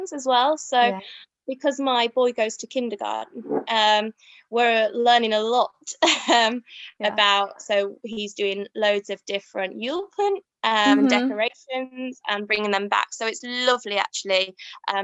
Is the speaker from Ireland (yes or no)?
no; Yorkshire and the Humber, United Kingdom; we're from Yorkshire